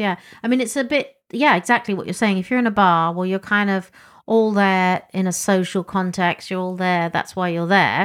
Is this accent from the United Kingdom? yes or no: yes; England, United Kingdom; as an English person